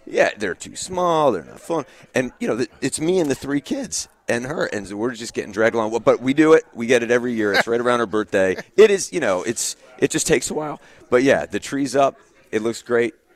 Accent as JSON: {"language": "English", "town": "Windsor", "region": "Connecticut", "country": "United States", "tie": "born or raised there", "said": "I grew up in Windsor with uh, with his kids"}